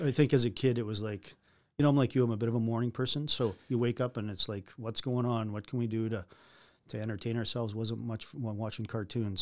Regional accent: North Battleford, Saskatchewan, Canada; born or raised there

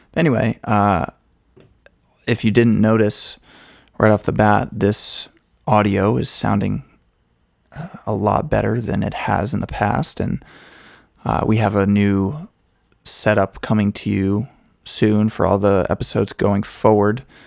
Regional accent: Massachusetts, United States; moved away as an adult; also born or lived in Boston / Spain; now in Nashville, United States; I was born in Massachusetts and, and lived there my whole life up till college

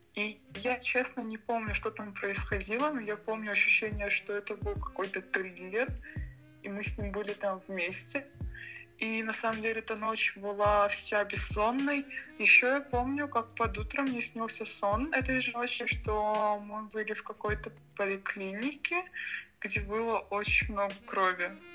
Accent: Sochi, Krasnodar Krai, Russia; also born or lived in Moscow; Живу я в городе Сочи. Точнее, я здесь родилась и недавно вернулась после двух лет в Москве

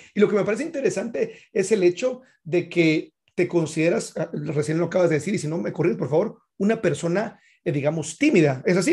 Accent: Guatemala; soy un chico de Guatemala

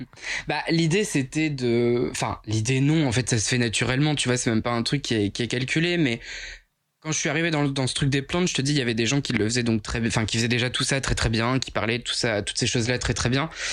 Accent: Picardy, Hauts-de-France, France; accent: Picard; also born or lived in Avignon; je suis picard

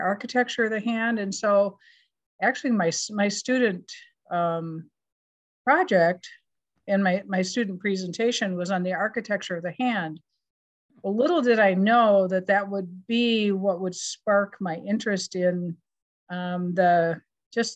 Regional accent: Madison, Wisconsin, United States; accent: Wisconsin; moved away as an adult; also born or lived in Minnesota; I grew up here in Madison, Wisconsin. So you can hear my Wisconsin accent

